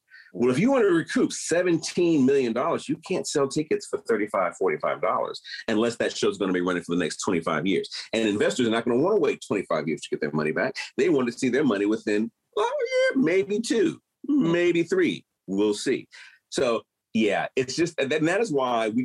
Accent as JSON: {"language": "English", "town": "Detroit", "region": "Michigan", "country": "United States", "moved": "yes", "said": "I come from Detroit and my whole family worked in the automotive industry"}